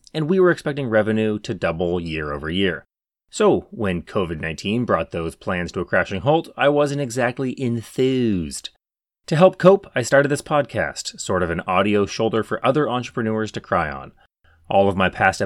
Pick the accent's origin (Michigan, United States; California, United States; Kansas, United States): California, United States; my home state of California